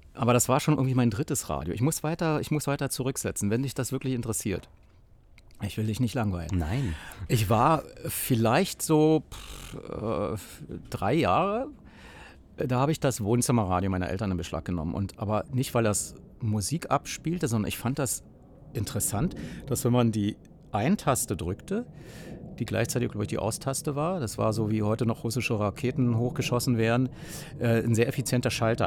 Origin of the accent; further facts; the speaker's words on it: Berlin, Germany; ich bin äh, an einer, ich sag mal, einer Zonengrenze knapp geboren in der Berliner Charité.